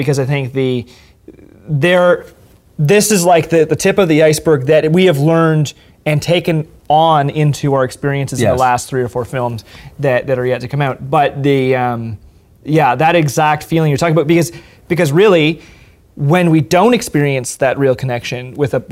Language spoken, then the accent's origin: English; Canada; It feels nice to be Canadian